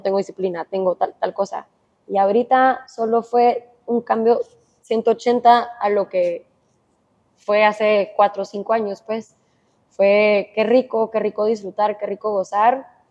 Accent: Guatemala; moved away as an adult; also born or lived in Miami, United States; Literalmente me mudé hace dos días de Miami a Guatemala

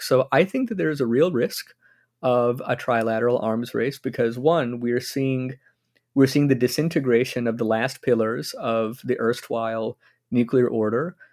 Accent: United States; as an American

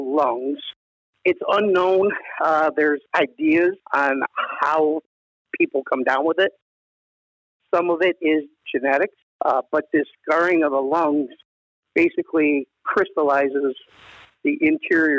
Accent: Northeast Ohio, United States; came back to where I grew up in Northeast Ohio

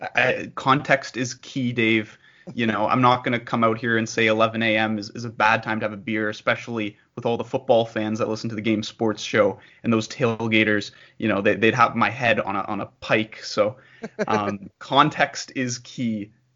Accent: bordering Michigan, Ontario, Canada; as a Canadian uh, and as a Canadian who borders Michigan

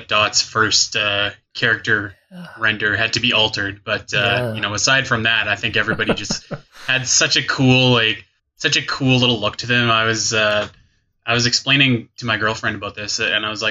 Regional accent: Canada; growing up in Canada, you watch a lot of YTV after you're done school

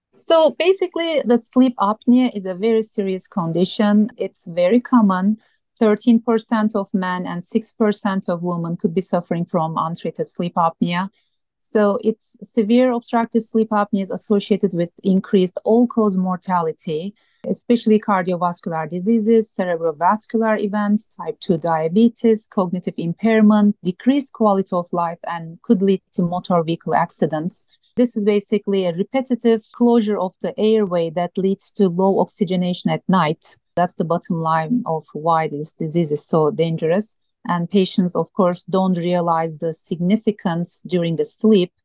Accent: Turkey; moved away as an adult; also born or lived in Minnesota / Iowa / Montana; now in Tucson, United States; I grew up in Turkey, a beautiful country.

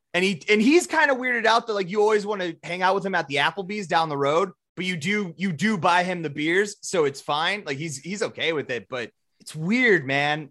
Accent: South Dakota, United States; we're from South Dakota. We grew up in the shadow of Mount Rushmore

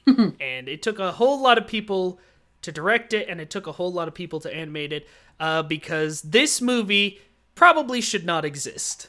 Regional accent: Kansas City, Kansas, United States; very close to where I grew up, in a home that you and Dad still live in, except that was in Kansas City, Kansas, the better side

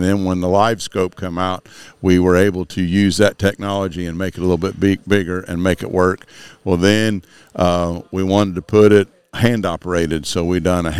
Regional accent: Rossville, Illinois, United States; I grew up in the Rossville, Illinois, East Central Illinois, and it's pretty much corn country.

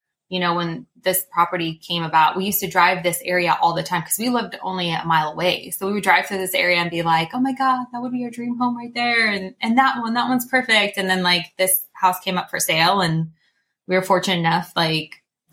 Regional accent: Oregon, United States; now in Las Vegas, United States; I'm originally from Oregon

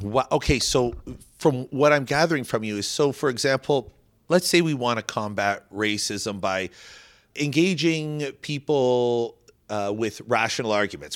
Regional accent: Canada; now in New York, United States; I'm a Canadian.

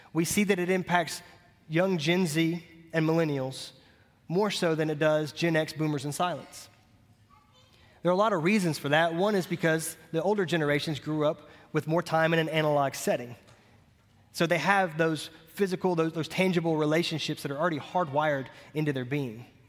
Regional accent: Montgomery, United States; I cut grass for about ten years growing up in Montgomery

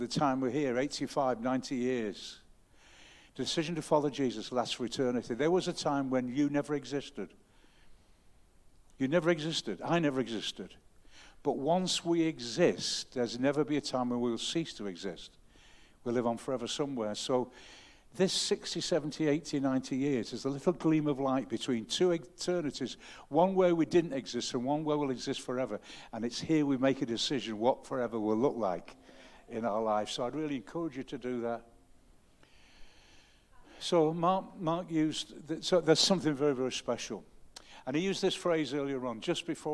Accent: the North, the north of England, United Kingdom; I'm a Northerner and I don't show my emotions a great deal.

